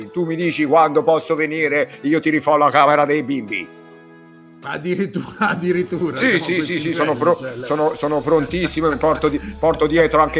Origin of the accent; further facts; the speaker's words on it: Naples, Campania, Italy; born there; fondamentalmente io sono nato a Napoli, la città